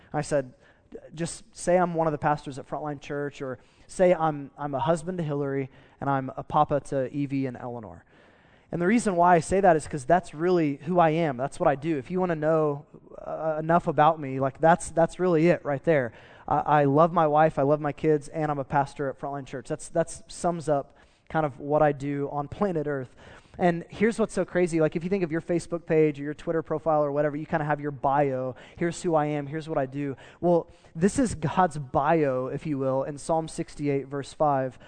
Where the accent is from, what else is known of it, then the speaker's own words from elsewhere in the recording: United States; as an American